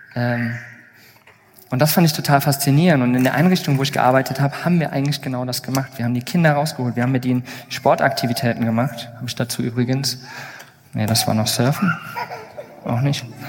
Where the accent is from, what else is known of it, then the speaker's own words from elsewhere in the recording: Plauen, Saxony, Germany; Ich bin übrigens auch hier, naja, mehr oder weniger in der Nähe geboren, in Plauen, was nicht ganz so weit weg ist.